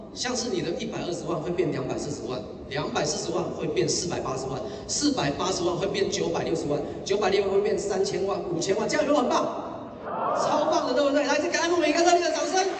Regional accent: Keelung, Taiwan; 我老家呢，在基隆，我爸妈他是经营一间小家具店的

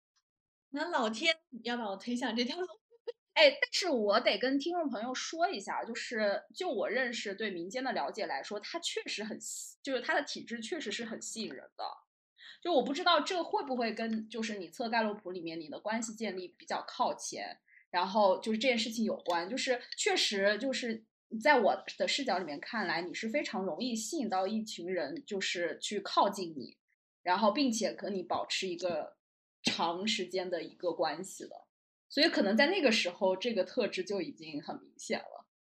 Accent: Jiangsu-Zhejiang-Shanghai area, China; 因为我是江浙沪人士嘛

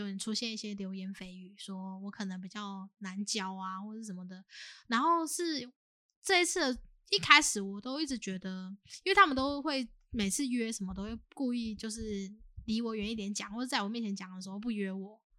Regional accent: southern Taiwan, Taiwan; 那我是在南部就是读书长大，也是都在南部打工这样。

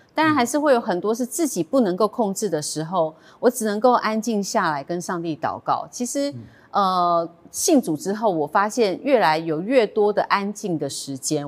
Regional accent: Taiwan; 我来自台湾

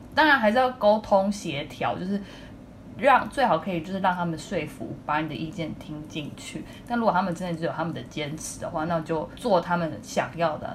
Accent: Taipei, Taiwan; 我就是一个今年刚满三十岁，然后土生土长的台北人，一直都在这个时尚媒体产业工作

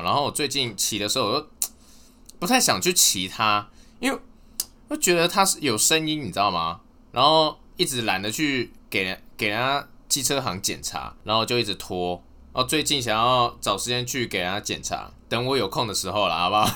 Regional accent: Taipei, Taiwan; moved away as an adult; also born or lived in Chiayi; 因为我是台北人啊，我台北一直到大学的时候，大学的时候是到嘉义市，呃，嘉义这边念书

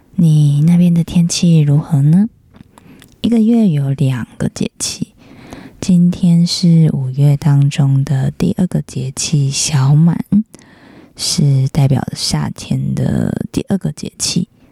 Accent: northern Taiwan, Taiwan; 我是北部人

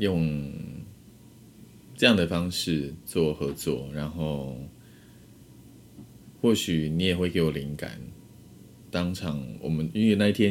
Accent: Pingtung County, Taiwan; 回我的故乡，

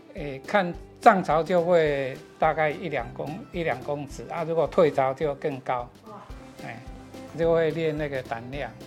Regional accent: Hujing, Penghu County, Taiwan; also born or lived in Shili, Penghu; 我的家乡是我现在目前服务的十里国小的正对面的一个小离岛，叫湖景

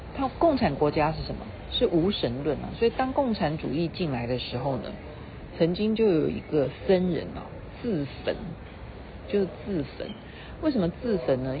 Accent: Taiwan; 像我们台湾人很会花钱

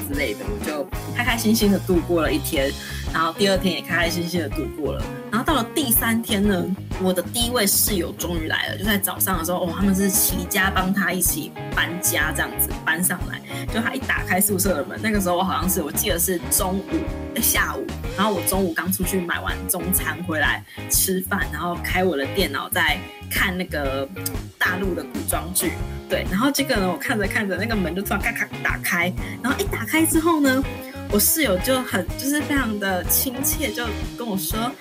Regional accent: southern Taiwan, Taiwan; moved away as an adult; also born or lived in Taipei; 我是从南部来的，我又第一次上台北

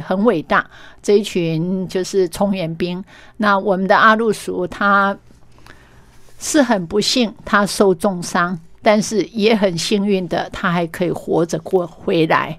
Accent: Meishan, Chiayi County, Taiwan; 原来我的家乡还有这么多动人的故事

